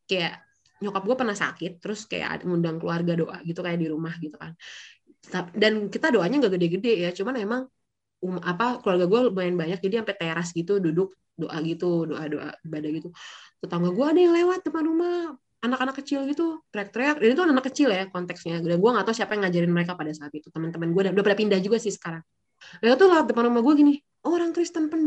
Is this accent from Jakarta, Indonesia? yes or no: yes; East Jakarta, Jakarta, Indonesia; gua kan datang dari daerah Betawi. Jadi gue lahir besar di area Betawi nih ya, di Jakarta Timur gitu ya.